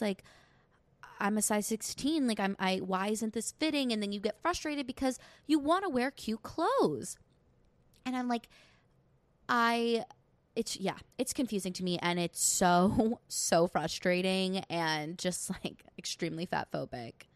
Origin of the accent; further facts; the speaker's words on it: New York, United States; I'm from New York. Yes, I live thirty minutes outside of the city